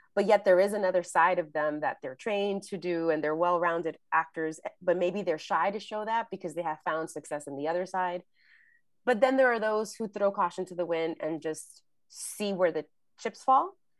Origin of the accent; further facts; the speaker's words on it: New York City, New York, United States; I grew up in the Bronx and, um, New York